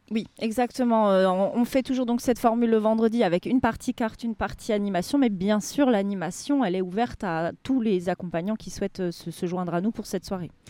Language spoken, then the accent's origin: French; Alsace, Grand Est, France; moved away as an adult; now in Layrac, France; on est originaire d'Alsace